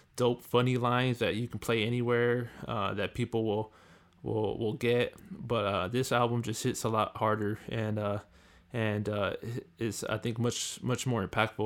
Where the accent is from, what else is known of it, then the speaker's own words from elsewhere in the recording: California, United States; growing up in California